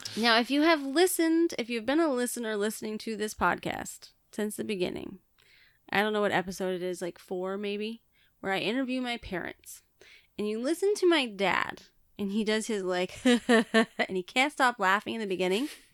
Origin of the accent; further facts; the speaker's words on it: Billings, Montana, United States; moved away; I was born in Billings, which is the biggest city